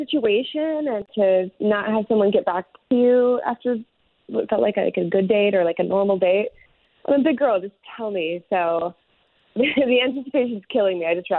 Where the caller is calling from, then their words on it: Ocoee, Florida, United States; I'm calling from Ocoee.